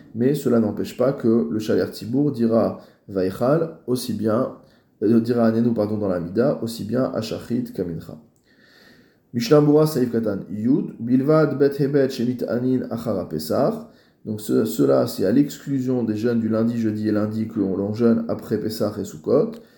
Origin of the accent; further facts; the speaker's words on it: France; en tant que Français